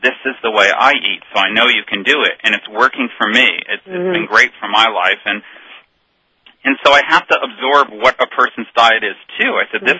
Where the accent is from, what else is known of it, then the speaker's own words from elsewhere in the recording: Northeast, United States; now in Ashland, United States; I'm actually from the Northeast